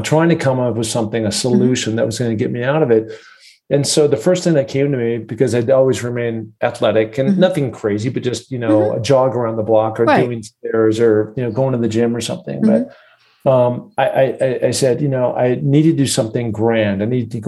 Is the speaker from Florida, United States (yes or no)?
no; Seattle, Washington, United States; I grew up in Seattle